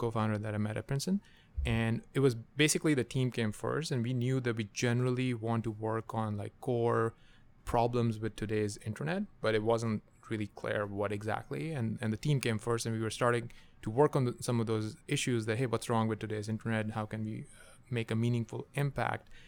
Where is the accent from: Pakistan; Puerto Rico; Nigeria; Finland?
Pakistan; moved away; I, I grew up in Pakistan